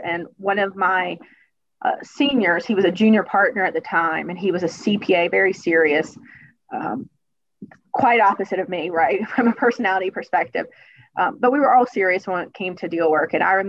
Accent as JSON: {"language": "English", "town": "Hickory", "region": "North Carolina", "country": "United States", "tie": "born or raised there", "said": "growing up in Hickory, just up the road"}